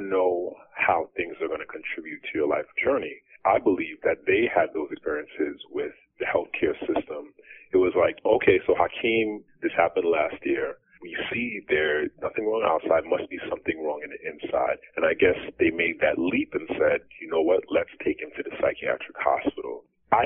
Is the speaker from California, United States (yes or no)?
no; Long Island, New York, United States; I came back to my hometown in Long Island, New York